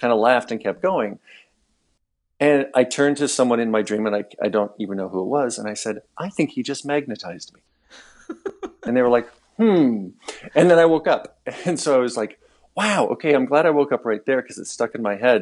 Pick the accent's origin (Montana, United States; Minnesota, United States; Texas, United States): Montana, United States; Missoula; moved away as an adult; also born or lived in Alaska; when we moved back to my hometown, Missoula